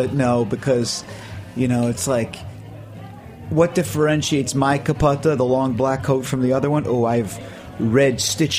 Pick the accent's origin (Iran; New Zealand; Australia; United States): United States; Providence, Rhode Island; born there; also born or lived in Brooklyn / Baltimore; I was born in Providence, Rhode Island.